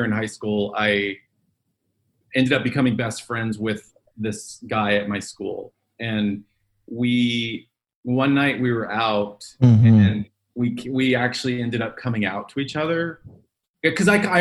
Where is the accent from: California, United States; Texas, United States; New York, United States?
Texas, United States; Dallas; I grew up in Dallas, Texas, to a large Catholic family